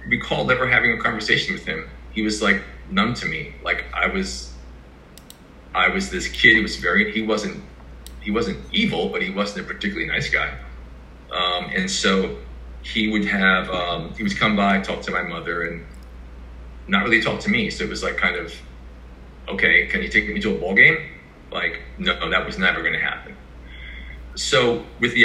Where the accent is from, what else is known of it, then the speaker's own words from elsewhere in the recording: New York, United States; also born or lived in Asia / Iceland / Bronx, New York; I'm from New York. I'm not from Brooklyn. I'm from Manhattan